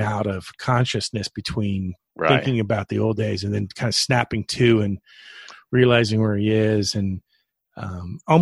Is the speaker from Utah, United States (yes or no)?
no; Florida, United States; I grew up in Florida